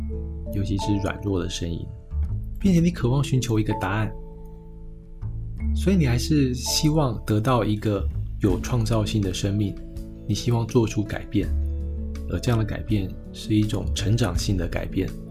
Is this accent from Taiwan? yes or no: yes; Taiwan; 我今天作为一个台湾人在大陆的杂志上写稿，难免会遇到一些呃禁忌的问题。